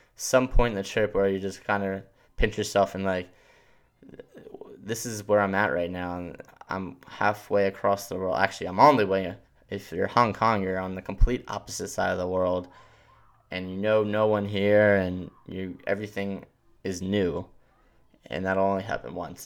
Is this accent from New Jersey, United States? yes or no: no; Philadelphia, Pennsylvania, United States; also born or lived in New York City; I grew up in Philadelphia